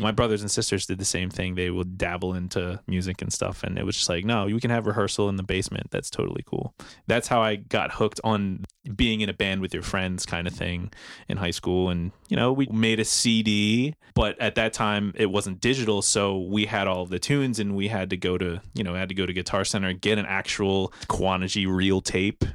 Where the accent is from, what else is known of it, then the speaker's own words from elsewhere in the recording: New Jersey, United States; moved away as an adult; now in Philadelphia, United States; originally from South Jersey